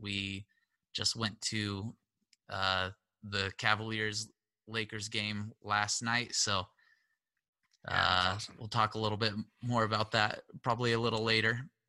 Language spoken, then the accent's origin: English; Southern California, United States; I was born and raised here in Southern California.